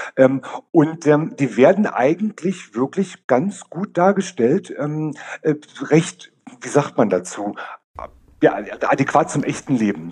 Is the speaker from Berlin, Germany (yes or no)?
yes; Berlin, Germany; Ich komme aus Berlin, bin seit 15 Jahren in der Drag-Szene unterwegs